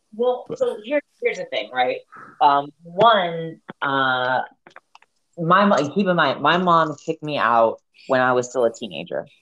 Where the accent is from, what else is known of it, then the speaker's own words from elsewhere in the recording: South Florida, United States; moved away; also born or lived in Montana; I'm from the south. I'm from South Florida